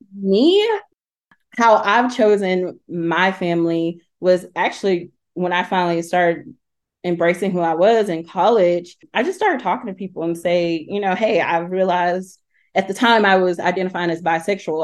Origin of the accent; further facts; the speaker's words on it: Talladega, Alabama, United States; now in Knoxville, United States; I'm originally from Talladega, Alabama, but I currently live in Knoxville, Tennessee